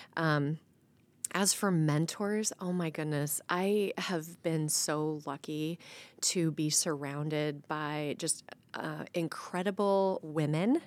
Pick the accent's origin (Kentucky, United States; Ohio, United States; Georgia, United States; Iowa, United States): Iowa, United States; Waterloo; also born or lived in Indianola, Iowa; I grew up in Waterloo. Um, I grew up in town, but my family, extended family, all farmed just right outside of Waterloo